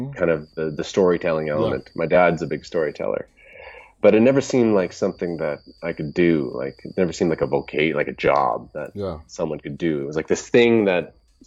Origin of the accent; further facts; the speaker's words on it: Canada; I am Canadian